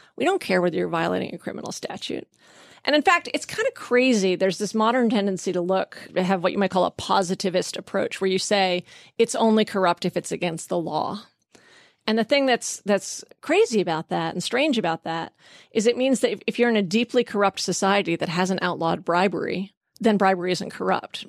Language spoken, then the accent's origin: English; Vermont, United States; I grew up in Vermont